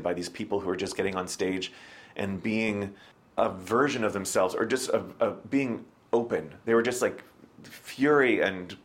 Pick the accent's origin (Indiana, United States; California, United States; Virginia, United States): Virginia, United States; Springfield; also born or lived in Las Vegas, Nevada; now in New York, United States; I grew up in Springfield, which is about 20 minutes outside of D.C.